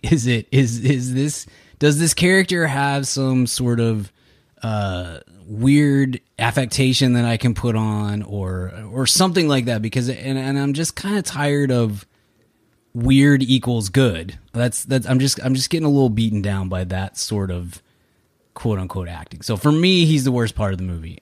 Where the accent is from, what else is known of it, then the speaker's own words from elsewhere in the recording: Texas, United States; we're Texan and I grew up on, on Texas history